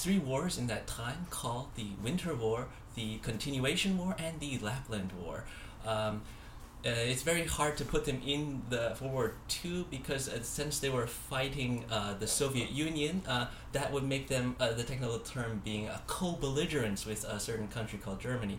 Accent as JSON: {"language": "English", "country": "Taiwan", "said": "my parents are from Taiwan, and I just graduated college. I can play the. I'm gonna go back to my home country for a year and study Chinese."}